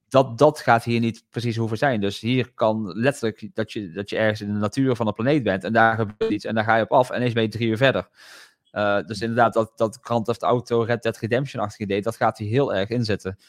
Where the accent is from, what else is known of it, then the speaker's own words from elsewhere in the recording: Netherlands; als Nederlander